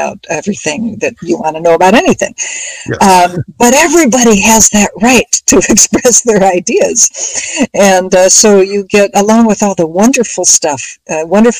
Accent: Minneapolis, Minnesota, United States; as a kid growing up in Minneapolis in Minnesota

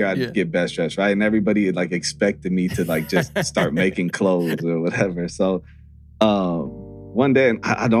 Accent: Santa Monica, California, United States; growing up in Santa Monica

